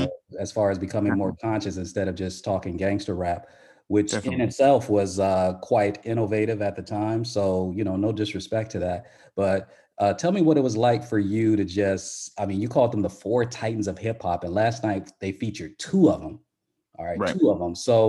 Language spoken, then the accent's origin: English; Southern California, United States; I'm from Southern Cal